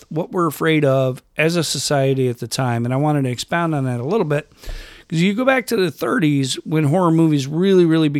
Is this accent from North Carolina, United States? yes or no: no; Rochester, New York, United States; where I grew up in Rochester, New York